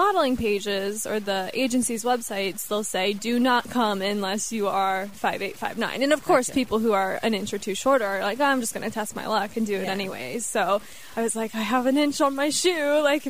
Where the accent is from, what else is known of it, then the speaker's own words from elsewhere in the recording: Cincinnati, Ohio, United States; also born or lived in Texas / Detroit; So I was born in Texas. {S0} Okay. {S1} I lived there for a year, and then we moved to Detroit. Where my brother was born, and he is 2 years younger than me. And then we moved to Ohio and lived in Cincinnati for a while, moved to Toledo, moved back to Cincinnati after that.